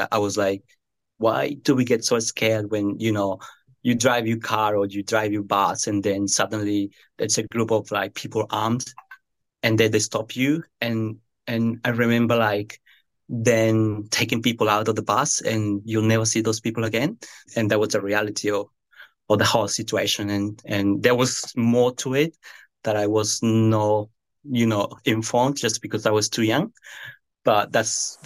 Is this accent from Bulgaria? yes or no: no; Amazon region of Colombia, Colombia; now in New Zealand; I'm from the Amazon part. So I'm from a small town. It's kind of like the golden door of the Amazon. It's where the Amazon begins. My upbringing was just rural, farm.